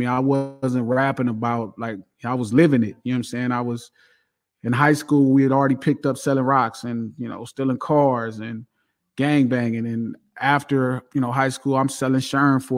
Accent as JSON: {"language": "English", "town": "Compton", "region": "California", "country": "United States", "tie": "born or raised there", "also_born_or_lived": "Watts, Los Angeles", "said": "I grew up in Compton"}